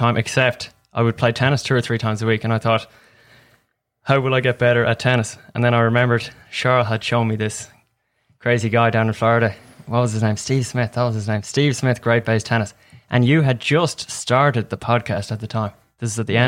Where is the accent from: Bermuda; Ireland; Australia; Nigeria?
Ireland; Dublin, Leinster; moved away as an adult; also born or lived in Greenwood, South Carolina / Mobile, Alabama; now in United States; I'm from Dublin, Ireland